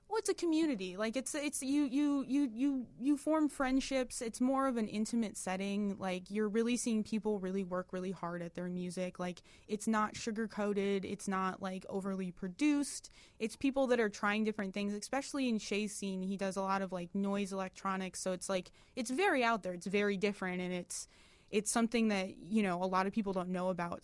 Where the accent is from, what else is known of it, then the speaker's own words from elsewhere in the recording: Detroit, Michigan, United States; moved away as an adult; now in Chicago, United States; I'm, we're from Detroit originally.